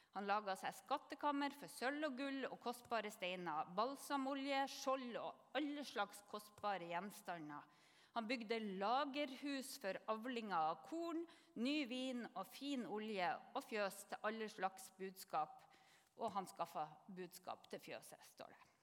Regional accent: Northern Norway, Norway; jeg kommer til å si kavod som nordlending

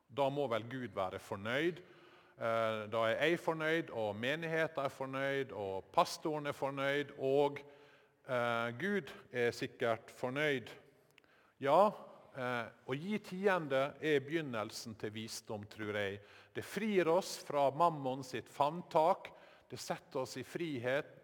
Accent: Sykkylven, Møre og Romsdal, Norway; Sykkylven, der heimbygda mi var en del av eh, Sjøholt prestegjeld

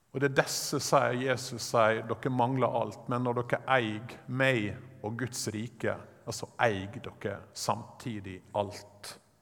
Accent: Sunnmøre, Møre og Romsdal, Norway; jeg er sunnmøring

